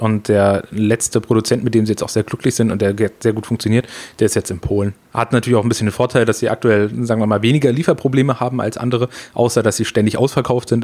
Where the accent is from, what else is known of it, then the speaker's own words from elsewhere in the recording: Freiburg im Breisgau, Baden-Württemberg, Germany; also born or lived in Frankfurt; wo ich herkomme, vielleicht auch noch ganz wichtig, unten im schönen Freiburg, äh, in Breisgau, das ist unten im Dreiländereck